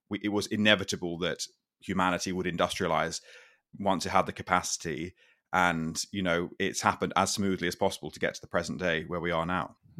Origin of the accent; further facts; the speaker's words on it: England, United Kingdom; my home country